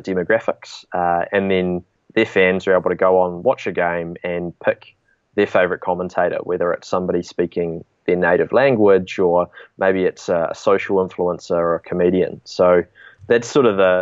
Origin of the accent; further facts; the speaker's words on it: New Zealand; we're originally from New Zealand. I'm actually coming to you over the phone from New Zealand today